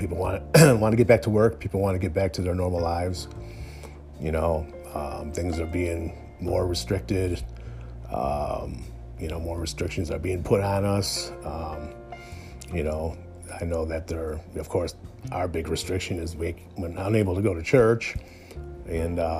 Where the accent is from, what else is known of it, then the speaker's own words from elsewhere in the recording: United States; as an American